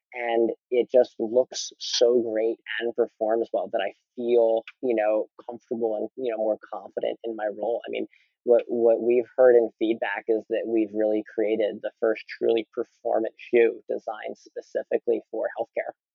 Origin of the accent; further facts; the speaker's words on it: Philadelphia, Pennsylvania, United States; now in Portland, United States; I grew up in Philly where people love all sports.